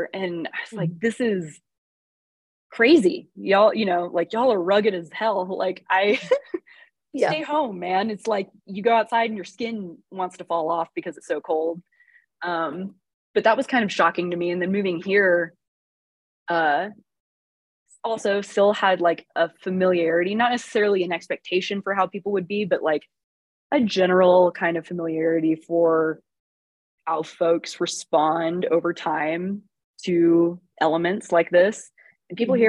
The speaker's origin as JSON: {"language": "English", "region": "Texas", "country": "United States", "tie": "born or raised there", "also_born_or_lived": "Austin / Houston / Chicago", "moved": "as an adult", "lives_now": "New Mexico, United States", "said": "growing up in Texas"}